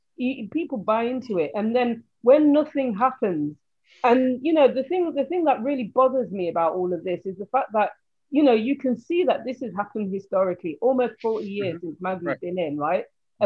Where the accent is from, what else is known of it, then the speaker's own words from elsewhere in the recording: Nottingham, East Midlands, United Kingdom; I'm from the Midlands, so I'm from Nottingham.